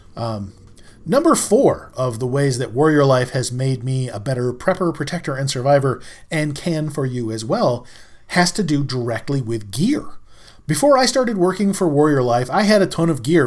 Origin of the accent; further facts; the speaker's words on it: New York, United States; I'm a New Yorker